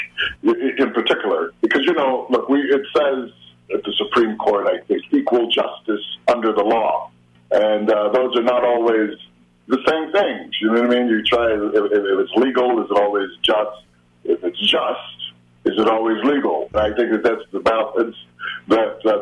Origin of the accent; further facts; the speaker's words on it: Chicago, Illinois, United States; I grew up in Chicago